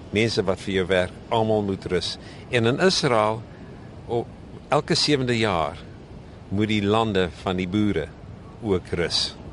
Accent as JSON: {"language": "Afrikaans", "town": "Thaba Nchu", "region": "Free State", "country": "South Africa", "tie": "born or raised there", "moved": "yes", "said": "Ek kom oorspronklik van die Vrystaat van eh, wat ek in my jongerde ja gedink het was die middel van die heelal en dit is Tabanchu in die Vrystaat"}